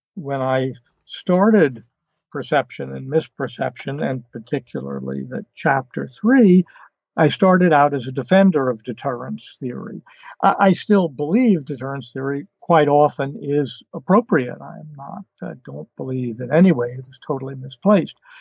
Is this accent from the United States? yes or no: yes; New York City, New York, United States; I was born in 1950 in New York City, where I lived until I went to college